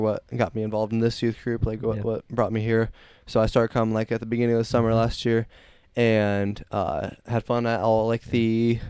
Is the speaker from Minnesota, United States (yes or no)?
no; Fort Wayne, Indiana, United States; So I was born in Fort Wayne. Lived there until like last year.